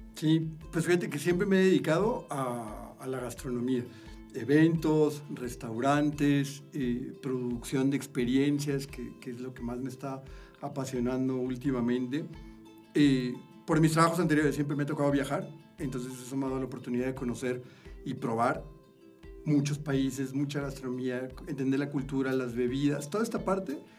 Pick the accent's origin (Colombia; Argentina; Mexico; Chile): Mexico; Monterrey, Nuevo León; moved away as an adult; also born or lived in Nuevo Laredo, Tamaulipas; now in Mexico City, Mexico; nazco ya y así a los quince días me voy a Monterrey